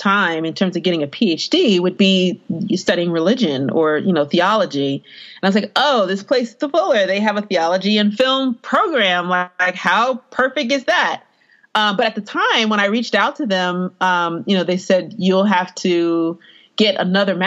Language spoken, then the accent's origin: English; East Coast, United States; I grew up on the East Coast